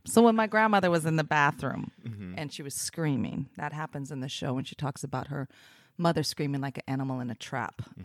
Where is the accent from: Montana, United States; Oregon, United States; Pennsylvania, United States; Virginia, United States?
Oregon, United States; Portland; also born or lived in Los Angeles, United States; I was raised in Portland